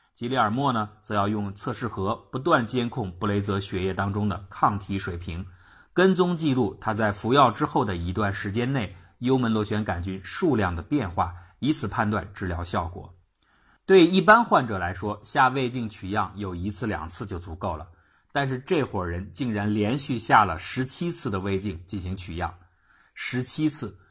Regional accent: China; 胃灼热也就是我们中国人所说的烧心

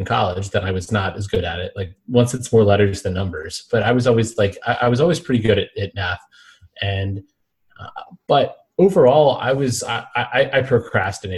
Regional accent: Alexandria, Virginia, United States; also born or lived in Mississippi; I grew up Northern Virginia, Alexandria, right outside of D.C.

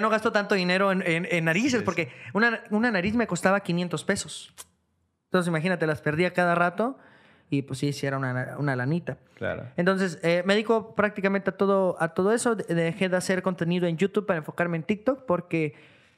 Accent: Guadalajara, Jalisco, Mexico; moved away as an adult; now in Tijuana, Mexico; soy de Guadalajara, soy de aquí

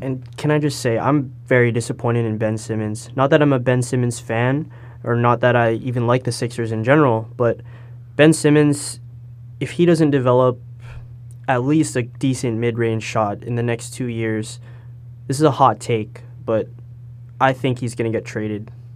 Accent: Brampton, Ontario, Canada; also born or lived in Toronto; I'm from the Toronto area. I was born in Toronto, and I'm from Brampton

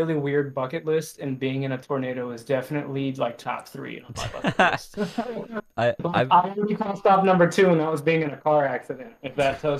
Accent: Arizona, United States; I was born in Arizona

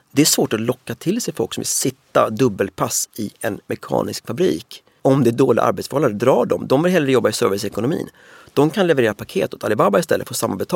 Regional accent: Sweden; Alla var så här, ni kinarren, var kommer du ifrån? Uh, jag är från Sverige.

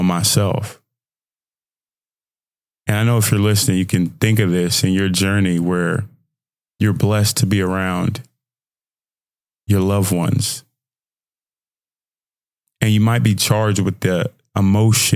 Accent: Nigeria; I'm Nigerian.

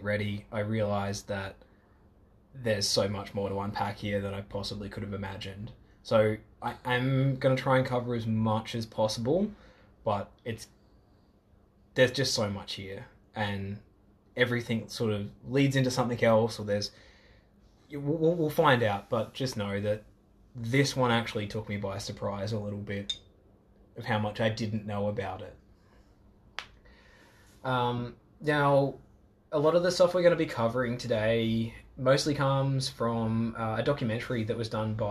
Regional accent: Australia; accent: Aussie; I already have an Aussie accent.

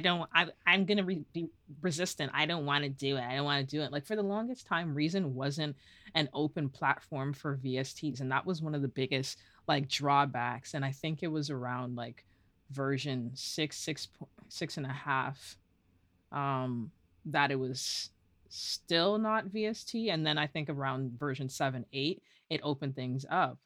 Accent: Toronto, Ontario, Canada; also born or lived in Guelph; I am born and raised in Toronto.

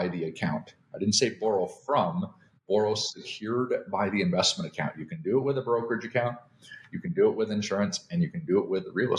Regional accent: Canada; moved away as an adult; now in United States; I'm originally from Canada. I came here like 24 years ago for the American dream

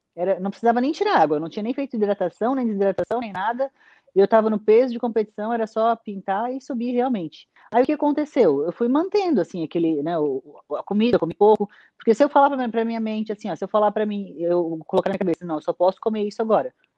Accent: Santa Catarina, Brazil; lá no meu estado de Santa Catarina

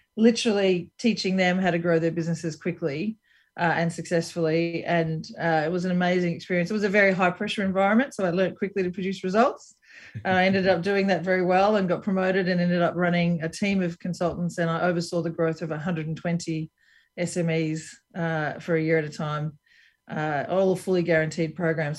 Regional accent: Brisbane, Queensland, Australia; moved away as an adult; also born or lived in San Francisco / New York / Columbus, Ohio; I'm from Brisbane, Australia, so I'm from Queensland, an area called Queensland, which is kind of like Florida.

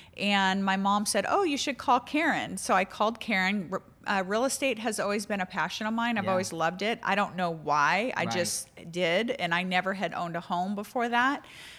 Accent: Seattle, Washington, United States; moved away as an adult; also born or lived in Cincinnati, Ohio; now in Newport Beach, United States; I was born and raised in Seattle

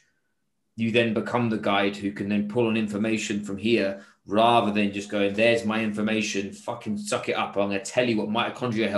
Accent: England, United Kingdom; now in Singapore; I'm English

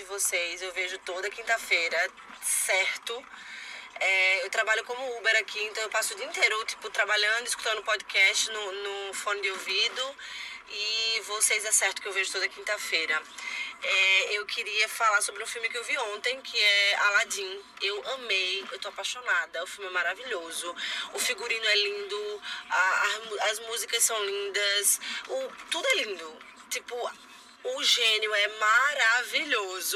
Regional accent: Recife, Pernambuco, Brazil; moved away as an adult; now in United States; eu moro nos Estados Unidos, mas sou de Recife, moro aqui há cinco anos

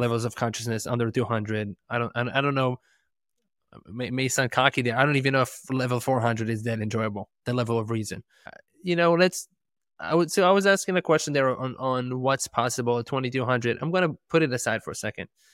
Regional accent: Israel; moved away; I'm, I'm from Israel originally.

